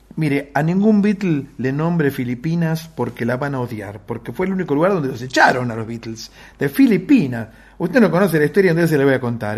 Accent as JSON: {"language": "Spanish", "region": "Buenos Aires", "country": "Argentina", "said": "Yo soy de Versalles"}